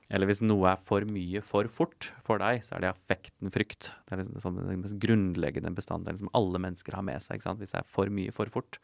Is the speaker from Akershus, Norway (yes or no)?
yes; Asker, Akershus, Norway; also born or lived in Bergen / Oslo; Jeg er fra Asker, eh, så jeg vokste opp her på Østlandet